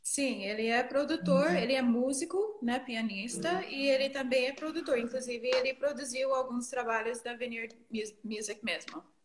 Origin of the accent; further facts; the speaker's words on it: near Boston, Northeastern United States, United States; first language English; Portuguese is a second language; moved away as an adult; also born or lived in Texas; now in Brazil; Eu sou do Nordeste dos Estados Unidos, perto de Boston, para cima de Nova York.